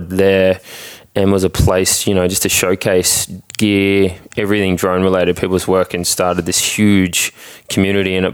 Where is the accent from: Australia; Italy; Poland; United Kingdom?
Australia; moved away as an adult; now in United States; I'm licensed in Australia